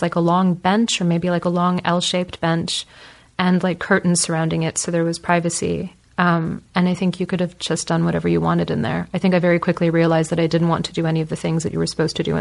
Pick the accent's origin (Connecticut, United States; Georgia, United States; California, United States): California, United States; moved away as an adult; also born or lived in United Kingdom; now in Berlin, Germany; growing up in California